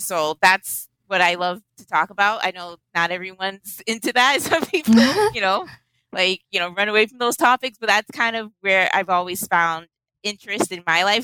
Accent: Boston, Massachusetts, United States; Boston. I grew up in Roxbury.

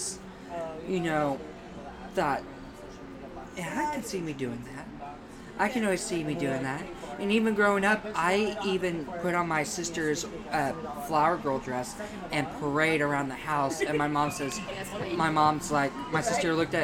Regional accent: Seymour, Indiana, United States; moved away as an adult; also born or lived in Brown County, Indiana; now in Bloomington, United States; I was born and raised in Seymour, Indiana

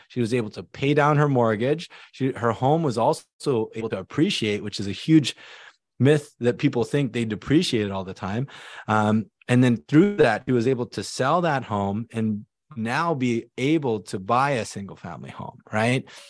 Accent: Silicon Valley, California, United States; I came over here as an immigrant family. It was, it was just me, my mom, my dad, my younger sister, and we grew up in the Silicon Valley

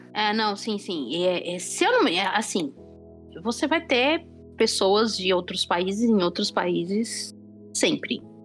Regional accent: Brazil; nós, como pessoas que, que crescemos no Brasil

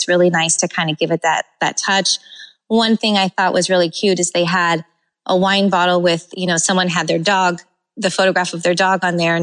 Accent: California, United States; now in Florida, United States; growing up in California, I went to wineries all the time

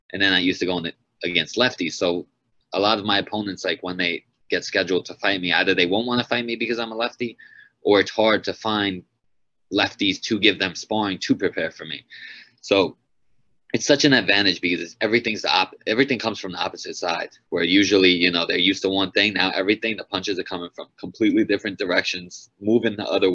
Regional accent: Long Island, New York, United States; my first five fights were all in Long Island in my hometown

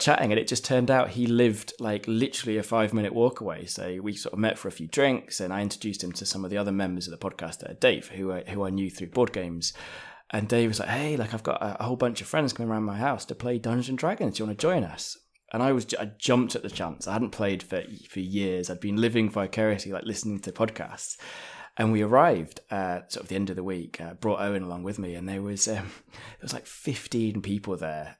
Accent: London, United Kingdom; also born or lived in Japan; now in Manchester, United Kingdom; So, I, I, I'm from England. Uh, I was born in London.

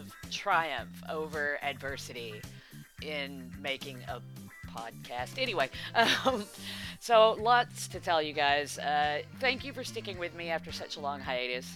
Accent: United States; moved away as an adult; now in United Kingdom; I'm from America. I live in the UK now, but I'm from America

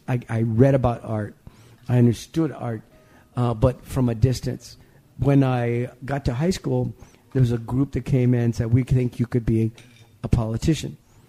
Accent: Texas, United States; born there; But 1955, I was born in South Texas. The sign came out that said, no dogs, no Negroes, no Mexicans.

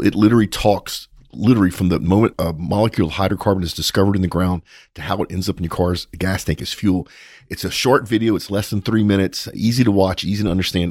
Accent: Louisiana, United States; now in Texas, United States; I grew up in Louisiana, so did Paige, but we're here in Texas

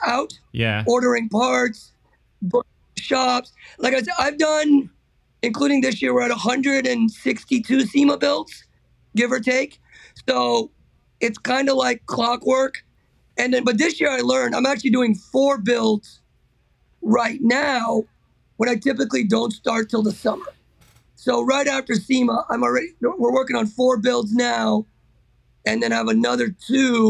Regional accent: Miami, Florida, United States; We grew up in Miami

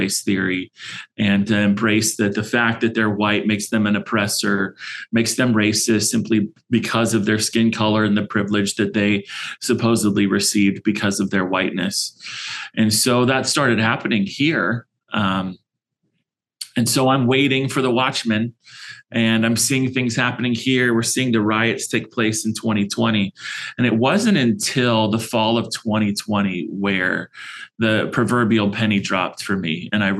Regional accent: California, United States; now in Arizona, United States; and we live here in Arizona. We're transplants from California, so don't hold that against us

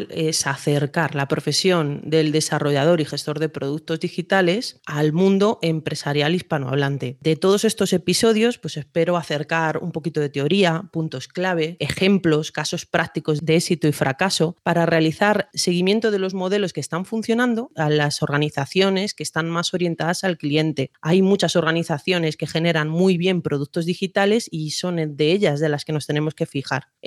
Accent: Madrid, Community of Madrid, Spain; Pues soy de Madrid, aunque con muchos años de vínculos personales y profesionales con países de Iberoamérica.

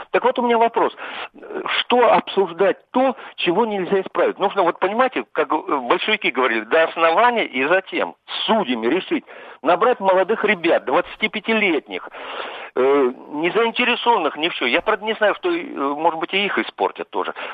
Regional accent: Voronezh, Voronezh Oblast, Russia; Я из Воронежа.

